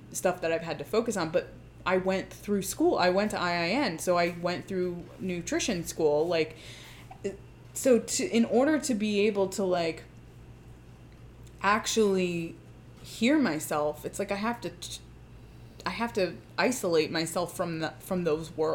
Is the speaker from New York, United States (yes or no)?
yes; Long Island, New York, United States; I grew up on Long Island